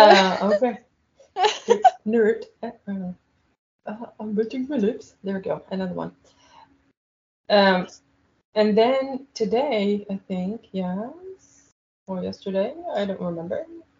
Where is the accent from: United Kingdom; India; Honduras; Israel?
Israel; So I can join and I don't have to say that I'm from Israel, and I'll just judge her.